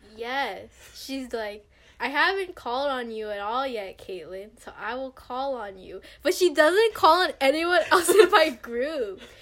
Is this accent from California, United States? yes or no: yes; Stockton, California, United States; I'm from Stockton, California, and I go to San Jose State University